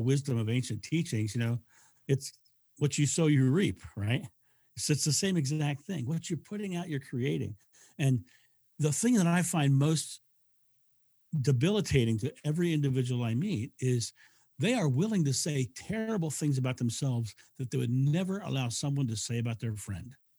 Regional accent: United States; I'm, I'm, I'm American

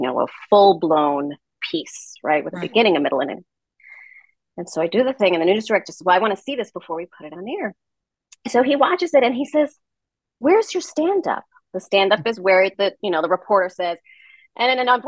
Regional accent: New York City, New York, United States; I'm from the Bronx

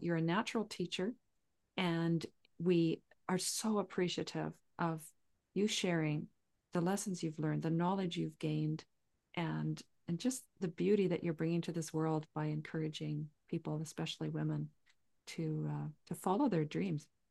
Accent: southern Saskatchewan, Canada; I grew up in southern Saskatchewan right on the Montana border

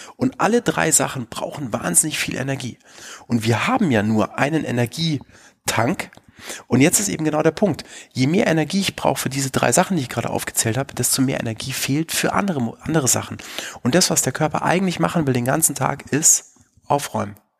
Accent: Bavaria, Germany; in Bayern, wo ich aufgewachsen bin

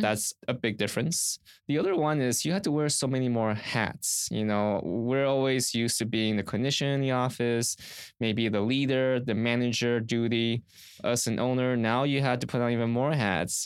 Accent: Orange County, Southern California, United States; also born or lived in Riverside, California; I grew up in Southern California around Orange County

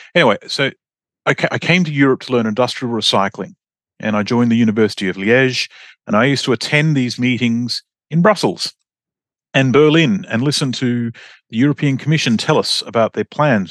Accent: Australia; moved away as an adult; I'm Australian

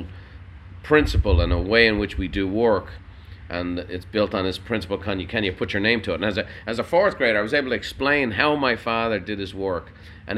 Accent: Dublin, Leinster, Ireland; moved away as an adult; now in United States; I grew up in Dublin. I was a city boy

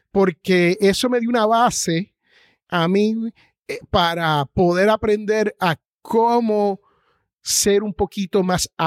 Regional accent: Jersey City, New Jersey, United States; Bueno, yo soy nacido en Jersey City, New Jersey.

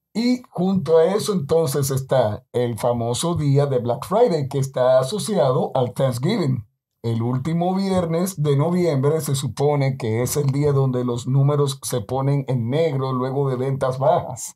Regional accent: Dominican Republic; hablo como dominicano

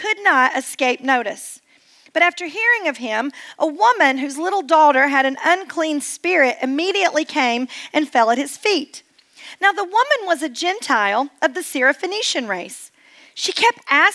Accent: East Tennessee, United States; I'm actually born and raised in East Tennessee, and so I have been in Tennessee all my life, but it is a subtly different accent

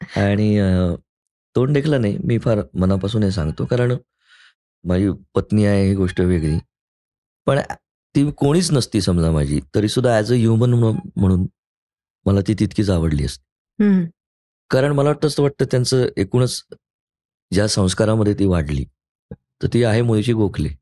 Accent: Pune, Maharashtra, India; मी शनिवार पेठेमधला मुलगा आहे मी तिथेच वाढलो पहिली बारा चौदा वर्ष

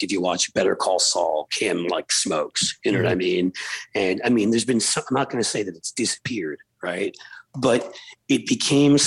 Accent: New York City, New York, United States; I grew up in New York City

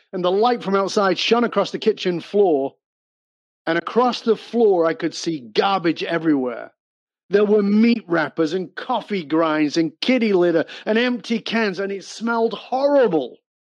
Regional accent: Salford, North West England, United Kingdom; moved away; I was born in Northern England. Um, I've been gone for more than 40 years, so I've been gone much longer than I ever lived there. But I was born in abject poverty

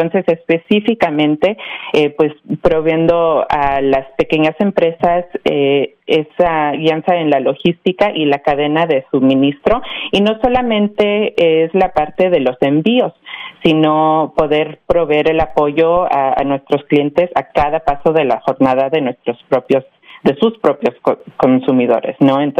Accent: Mexico; also born or lived in Miami; now in United States; soy yo originalmente de México, pero sí, como eh, ya mencioné, pues sí, viví en Miami ya por muchos años

